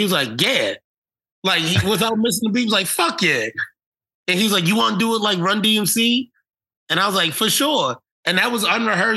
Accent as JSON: {"language": "English", "town": "Baltimore", "region": "Maryland", "country": "United States", "said": "I'm from Baltimore"}